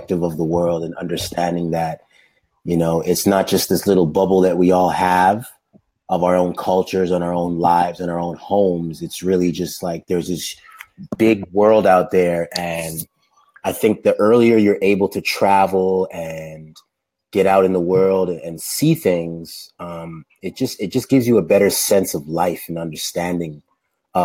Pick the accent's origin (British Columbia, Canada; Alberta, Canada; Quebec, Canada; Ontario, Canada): Ontario, Canada; Toronto; born or raised there; also born or lived in Dominica / Los Angeles, United States